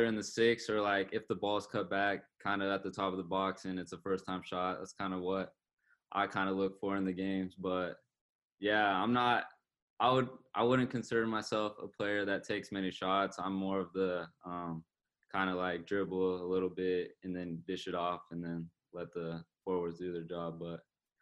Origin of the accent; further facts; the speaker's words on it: Kansas City, United States; in my hometown stadium